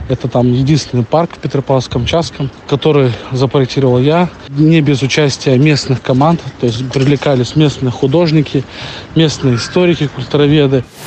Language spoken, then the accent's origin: Russian; Blagoveshchensk, Amur Oblast, Russia; also born or lived in Belarus / Khabarovsk; я приехал из Беларуси в Благовещенск